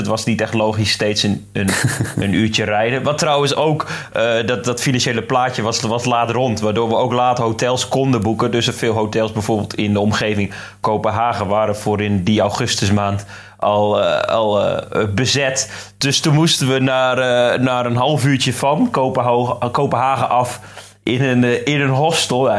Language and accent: Dutch; Drenthe, Netherlands; als Drent